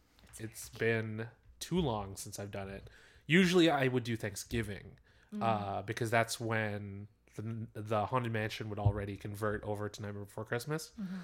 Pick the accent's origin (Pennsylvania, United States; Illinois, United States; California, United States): Pennsylvania, United States; Philadelphia; born and raised in Philadelphia